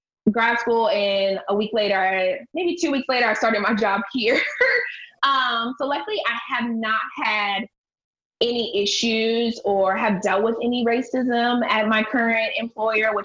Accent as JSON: {"language": "English", "town": "Akron", "region": "Ohio", "country": "United States", "said": "I'm from Akron"}